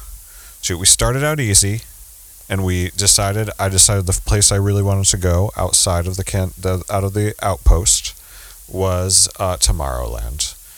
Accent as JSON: {"language": "English", "country": "United States", "tie": "born or raised there", "also_born_or_lived": "New Jersey / New York City", "said": "And I was raised in New Jersey and New York City, basically."}